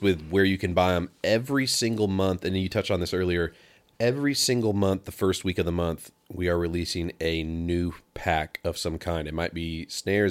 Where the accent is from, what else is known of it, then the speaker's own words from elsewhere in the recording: Pacific Northwest, United States; moved away; I'm from the West Coast and I was really used to being raised on worship music